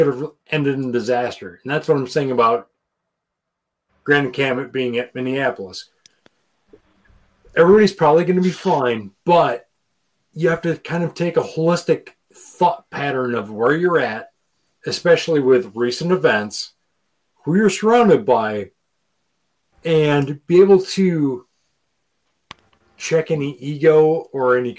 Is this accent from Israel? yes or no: no; Ireland; As an Irishman